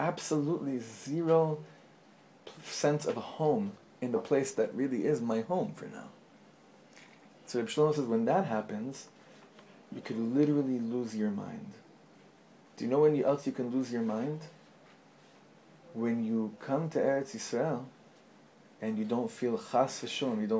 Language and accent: English; Los Angeles, California, United States; the shul that I grew up in, actually, where my father was a chazan in Los Angeles